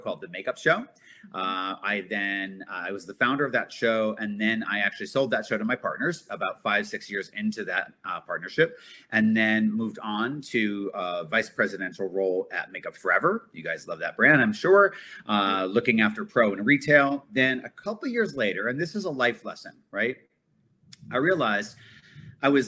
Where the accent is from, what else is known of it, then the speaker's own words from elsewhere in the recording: Connecticut, United States; moved away as an adult; also born or lived in New York; I grew up in Connecticut, in New York constantly.